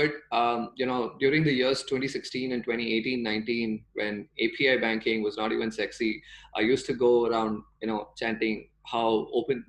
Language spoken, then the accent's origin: English; Bangalore, Karnataka, India; I'm from Bangalore. I grew up around Bangalore.